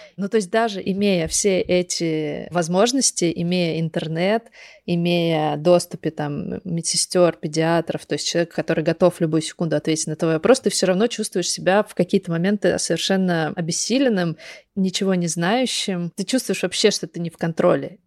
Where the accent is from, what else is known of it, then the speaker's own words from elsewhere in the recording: Kogalym, Khanty-Mansi Autonomous Okrug, Russia; also born or lived in Surgut; я вот выросла в Западной Сибири, в городе Кагалым. Это рядом с Сургутом, с Тюменью, вот в этом регионе